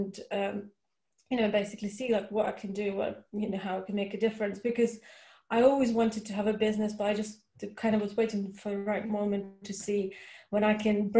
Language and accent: English; Russia; moved away; I grew up in Russia